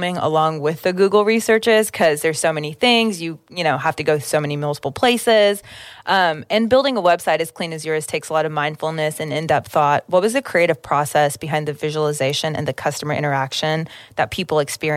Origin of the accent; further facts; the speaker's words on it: Oklahoma, United States; We ride hard for our state and it's cool to say, yeah, I'm from Oklahoma